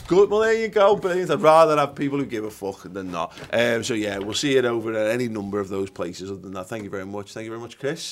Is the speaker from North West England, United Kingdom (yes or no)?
yes; Liverpool, North West England, United Kingdom; growing up in Liverpool